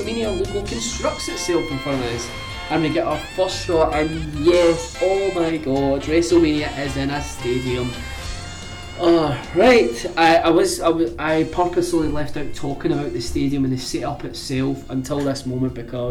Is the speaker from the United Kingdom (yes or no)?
yes; Scotland, United Kingdom; I'm from Scotland